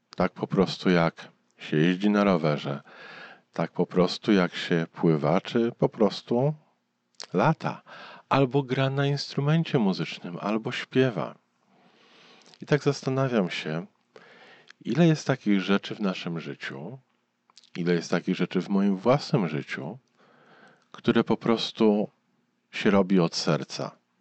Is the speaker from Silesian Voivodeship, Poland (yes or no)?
no; Warsaw, Masovian Voivodeship, Poland; urosłem w pobliżu lotniska, e, na Gocławiu. Teraz tam jest duże osiedle, ale jak ja dorastałem, tam było lotnisko sportowe. Wielka łąka zaraz obok Warszawy